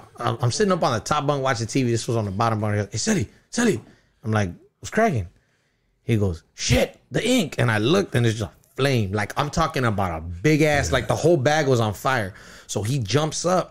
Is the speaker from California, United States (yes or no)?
yes; Ontario, California, United States; also born or lived in Montebello, California; I grew up in Ontario.